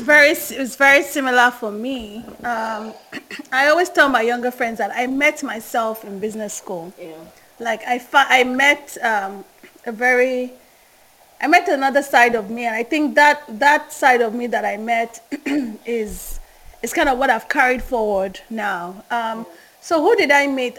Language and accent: English; Nigeria; accent: Yoruba; first language Yoruba; English is a second language; I could hear my Yoruba accent very strongly